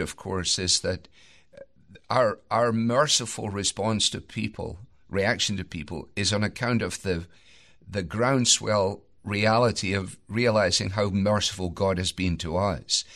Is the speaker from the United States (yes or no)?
no; Scotland, United Kingdom; as a Scot